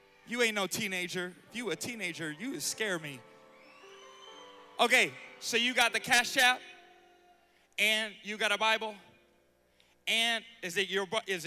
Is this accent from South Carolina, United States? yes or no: no; Charlotte, North Carolina, United States; I'm from Charlotte, North Carolina